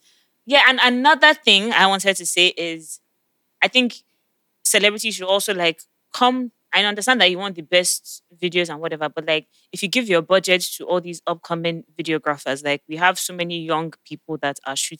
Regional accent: Lagos, Nigeria; if you're from Lagos, like some of us

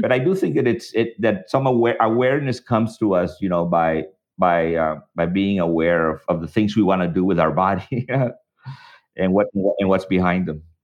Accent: El Paso, Texas, United States; also born or lived in Mexico; now in Boston, United States; when I was growing up in El Paso.

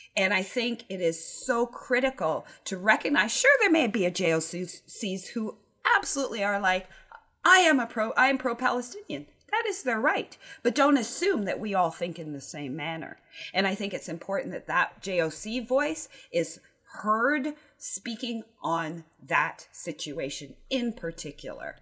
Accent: Canada; I am Canadian.

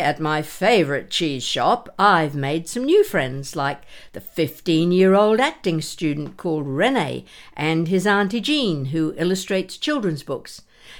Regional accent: Australia; moved away as an adult; now in United Kingdom; As you know, I'm originally from Australia, but I've lived in the UK for many years

